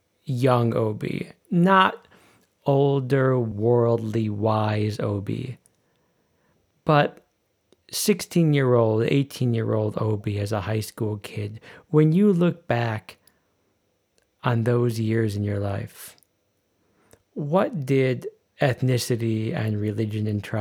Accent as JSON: {"language": "English", "town": "Chicago", "region": "Illinois", "country": "United States", "moved": "yes", "lives_now": "Berlin, Germany", "said": "I'm from Chicago."}